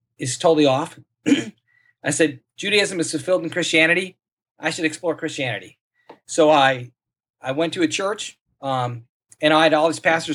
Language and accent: English; Saint Paul, Minnesota, United States; moved away; also born or lived in Cambodia; I grew up in St. Paul, Minnesota